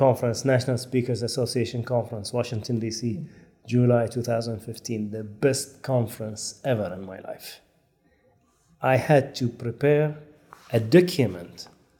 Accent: France; I said, hi, I'm from France. I said, I'm here for 2 weeks.

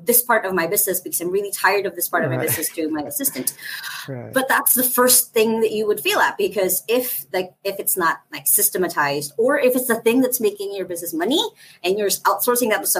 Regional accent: Philippines; I'm from the Philippines. I'm in the Philippines. I'm in Cebu City, Philippines

